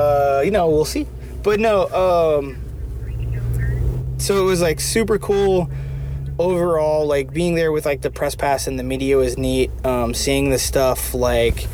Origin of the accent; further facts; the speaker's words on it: Indiana, United States; moved away; I grew up in Indiana